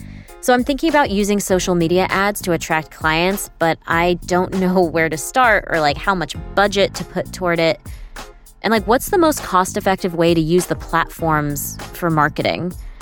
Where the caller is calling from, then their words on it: Boston, Massachusetts, United States; from Boston.